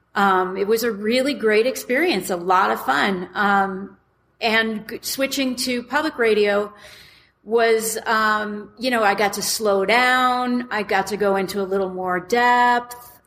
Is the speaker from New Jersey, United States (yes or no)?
yes; Westfield, New Jersey, United States; moved away as an adult; also born or lived in Elizabeth, New Jersey / New York City; now in Colorado, United States; when I grew up in New Jersey, in Westfield, New Jersey